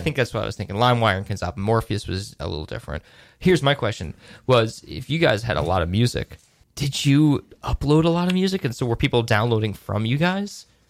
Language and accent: English; Woodstock, New York, United States; I'm from Woodstock